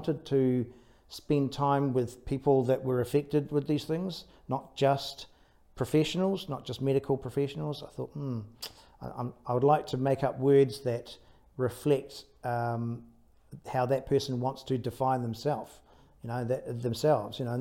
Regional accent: Taranaki, New Zealand; I was brought up in Taranaki, so brought up by the sea.

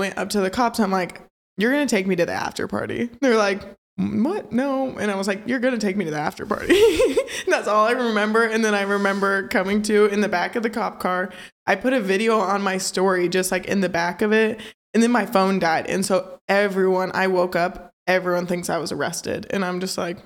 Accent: Maryville, Missouri, United States; moved away; my hometown

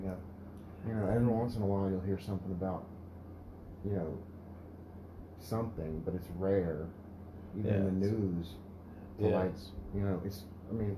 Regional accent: the South, United States; I'm from the South, so, you know, it makes sense that I have West African blood

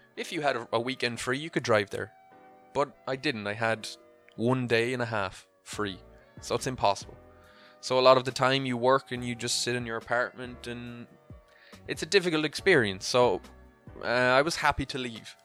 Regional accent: Clonmel, Munster, Ireland; moved away as an adult; also born or lived in Dubai / Italy; now in Cork, Ireland; The town I'm from is called Clonmel

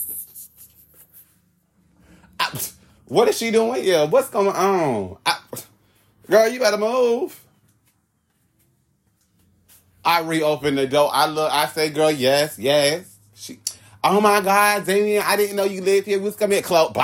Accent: Hollywood, Florida, United States; I'm from Hollywood.

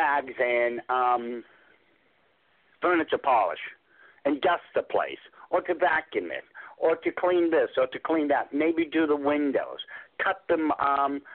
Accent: England, United Kingdom; I'm from Europe. You know, I'm from England.

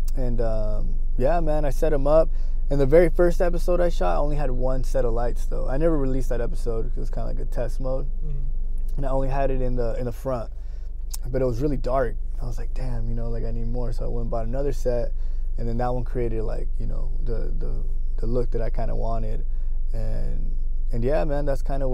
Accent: Othello, Washington, United States; also born or lived in Los Angeles, California / Pasco, Washington; I'm from Othello, Washington. I was born in Los Angeles originally, but, you know, did a lot of moving around. I actually used to live in Pasco

